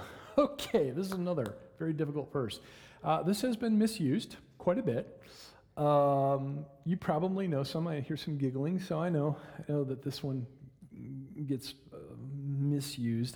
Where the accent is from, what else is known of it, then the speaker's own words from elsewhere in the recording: Michigan, United States; now in Oklahoma, United States; When I was a kid, uh, growing up in Michigan